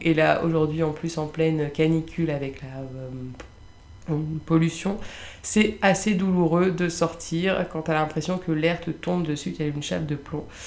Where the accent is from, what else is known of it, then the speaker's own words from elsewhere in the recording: Lille, Hauts-de-France, France; moved away as an adult; now in Paris, France; Je suis originaire de Lille.